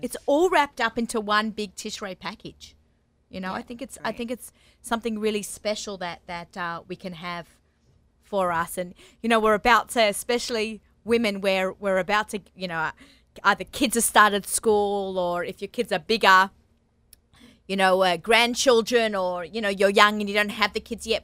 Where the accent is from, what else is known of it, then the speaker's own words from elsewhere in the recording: Sydney, New South Wales, Australia; moved away as an adult; now in United States; I'm from Sydney, Australia. If you notice, our accents might get thicker